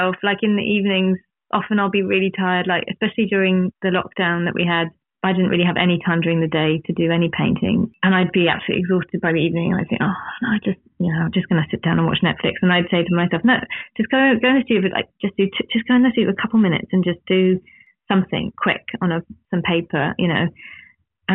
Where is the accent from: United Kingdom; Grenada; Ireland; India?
United Kingdom; England; now in New Zealand; coming from England but living here and feeling like this is home but also England's home, and my children are from here but we're from England